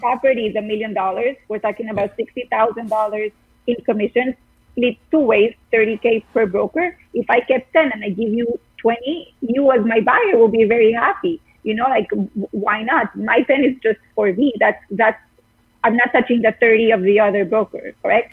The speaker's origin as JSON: {"language": "English", "country": "Costa Rica", "moved": "as an adult", "lives_now": "New York, United States", "said": "I'm from Costa Rica. I've been in New York for eight years"}